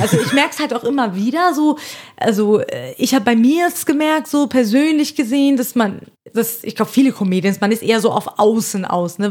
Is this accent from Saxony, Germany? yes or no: no; Hesse, Germany; accent: Hessian